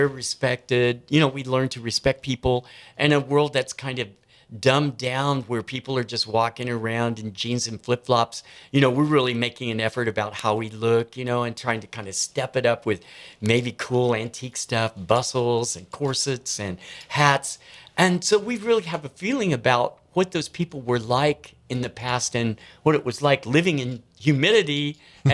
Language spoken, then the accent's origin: English; Coffeyville, Kansas, United States; moved away; I'm from Coffeyville, Kansas.